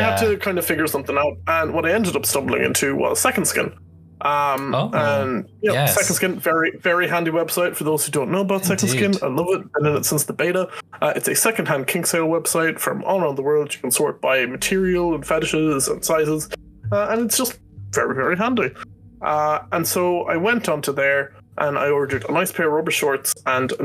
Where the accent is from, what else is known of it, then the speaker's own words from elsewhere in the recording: Ireland; I'm Irish. I wouldn't say mother.